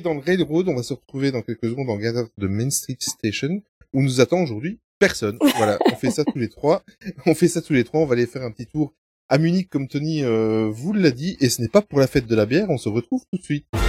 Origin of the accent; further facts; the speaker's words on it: Belgium; nous sommes belges